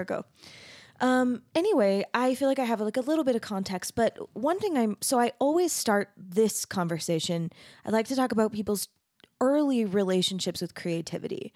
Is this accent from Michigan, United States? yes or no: no; Mesa, Arizona, United States; also born or lived in Texas; I grew up in Arizona. I'm from Mesa